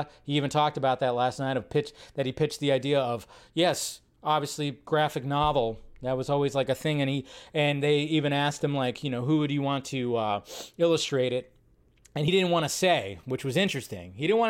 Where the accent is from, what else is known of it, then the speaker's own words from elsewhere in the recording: Los Angeles, California, United States; Diablo talks just like all the heads I grew up with in South Central.